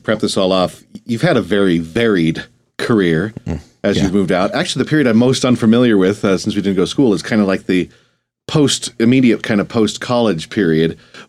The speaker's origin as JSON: {"language": "English", "town": "Great Falls", "region": "Montana", "country": "United States", "tie": "born or raised there", "said": "Reggie Watts is actually from my hometown in Great Falls."}